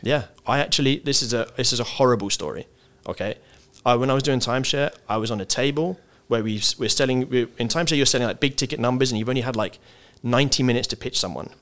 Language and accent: English; England, United Kingdom; as English people